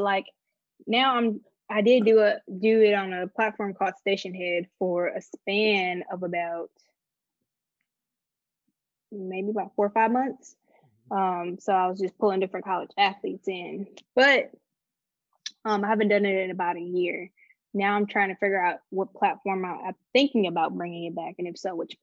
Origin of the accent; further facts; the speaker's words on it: Chicago, Illinois, United States; moved away; also born or lived in Detroit, Michigan / Atlanta, Georgia; I'm from Detroit, but I grew up outside of Chicago in the suburbs